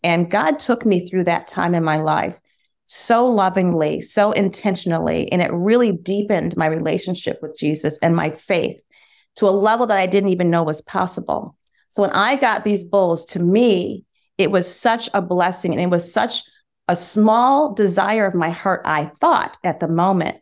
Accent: Michigan, United States; We, we grew up in Michigan, and summers were spent on my grandfather's farm

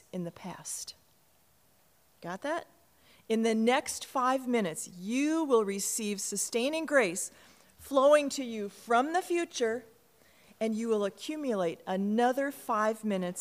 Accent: Cottage Grove, Minnesota, United States; I was born in Minneapolis, just a block from the downtown campus, and I was raised in Cottage Grove

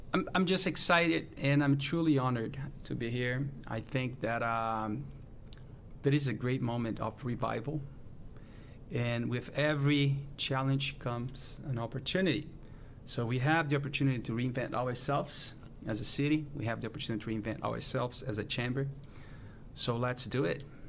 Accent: Brazil; moved away as an adult; also born or lived in United States / Europe / South America; now in St. Louis, United States; I'm from Brazil, uh, Brazilian born

